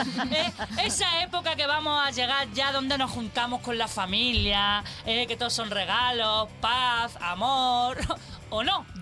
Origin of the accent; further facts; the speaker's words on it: Andalusia, Spain; moved away; es de mi tierra. ¡Andaluza!